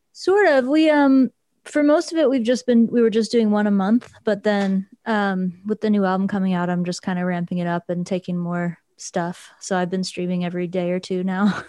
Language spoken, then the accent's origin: English; Luray, Virginia, United States; originally, I'm from rural Virginia, a town called Luray.